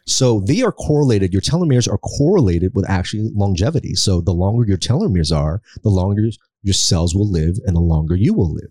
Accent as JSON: {"language": "English", "country": "United States", "tie": "born or raised there", "also_born_or_lived": "Philippines", "said": "we were sponsored to America by a Catholic church"}